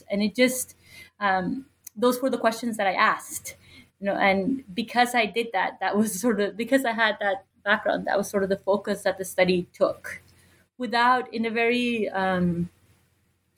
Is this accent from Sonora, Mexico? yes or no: no; Nuevo Laredo, Tamaulipas, Mexico; moved away; also born or lived in Mexico City; I grew up on the U.S.-Mexico border in the city of Nuevo Laredo